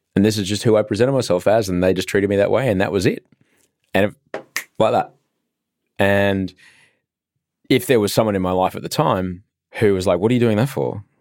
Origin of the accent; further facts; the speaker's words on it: Brisbane, Queensland, Australia; moved away as an adult; also born or lived in London; now in Sydney, Australia; I grew up in Brisbane